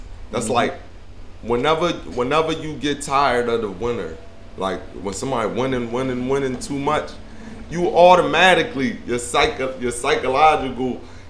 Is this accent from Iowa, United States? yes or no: no; Philadelphia, Pennsylvania, United States; But I fuck with all the Philly teams because I'm from Philly, and I know that's cliche.